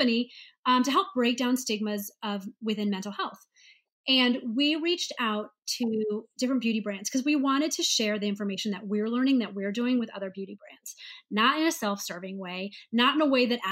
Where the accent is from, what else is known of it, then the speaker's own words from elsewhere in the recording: St. Louis, Missouri, United States; moved away as an adult; also born or lived in Ohio; I grew up in St. Louis, Missouri